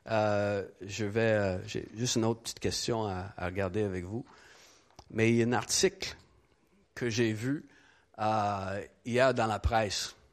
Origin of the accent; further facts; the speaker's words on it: Quebec, Canada; born there; Je suis né au Québec dans les années 80 d'une mère habitibienne qui avait sûrement eu son voyage du petit Jésus